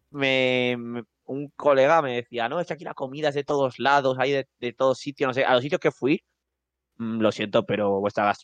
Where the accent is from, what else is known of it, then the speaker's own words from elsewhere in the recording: Madrid, Community of Madrid, Spain; yo justo soy de Madrid